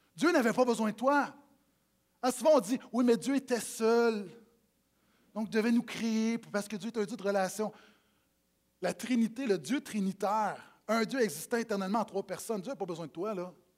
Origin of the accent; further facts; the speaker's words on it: Quebec, Canada; quand j'étais petit, des parties à Noël où, quand les matantes arrivaient et les mononcles parlaient en bon québécois